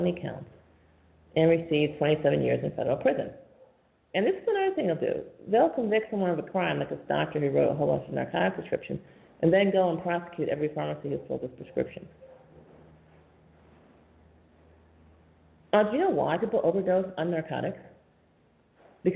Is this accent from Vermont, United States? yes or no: no; New York, United States; I'm from New York State